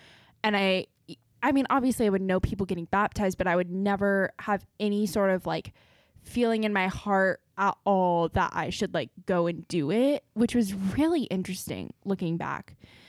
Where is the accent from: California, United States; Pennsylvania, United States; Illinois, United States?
California, United States; Southern; I grew up in Southern California.